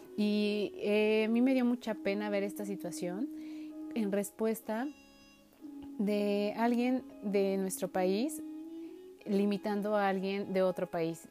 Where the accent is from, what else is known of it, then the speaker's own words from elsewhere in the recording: Mexico; nosotros como mexicanos